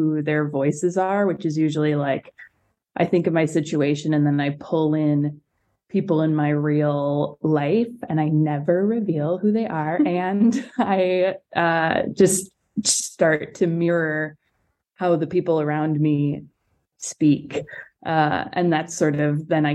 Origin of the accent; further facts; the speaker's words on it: Melrose, Massachusetts, United States; I'm from Melrose, Massachusetts